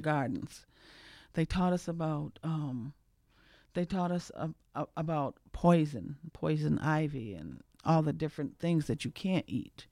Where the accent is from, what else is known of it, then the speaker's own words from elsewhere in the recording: Cape Cod, Massachusetts, United States; moved away; I'm from Cape Cod.